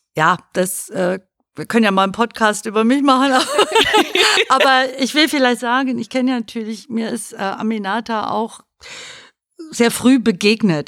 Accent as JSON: {"language": "German", "region": "Baden-Württemberg", "country": "Germany", "tie": "born or raised there", "also_born_or_lived": "Fresenhagen, Schleswig-Holstein", "moved": "yes", "said": "ich bin wohlbehütet in Süddeutschland aufgewachsen"}